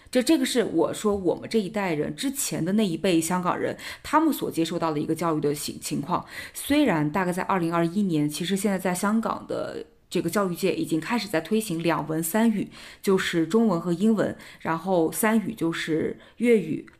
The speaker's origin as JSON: {"language": "Chinese", "country": "China", "moved": "as an adult", "lives_now": "Hong Kong", "said": "我们内地人"}